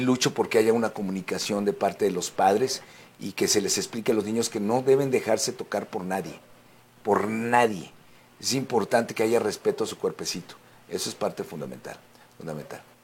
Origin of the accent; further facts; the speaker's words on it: Mexico; also born or lived in United States; yo soy ciudadano americano también, sí. México-americano